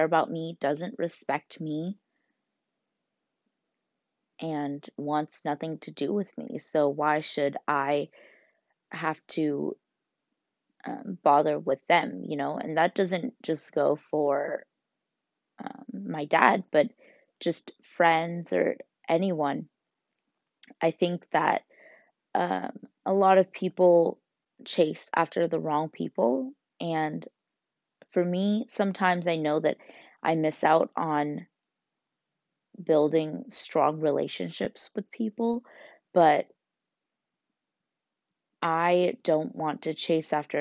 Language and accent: English; United States; growing up in America